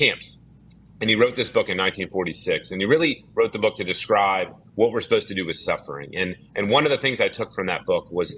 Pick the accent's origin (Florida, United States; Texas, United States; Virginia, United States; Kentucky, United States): Texas, United States; Dallas; I grew up in Dallas, Texas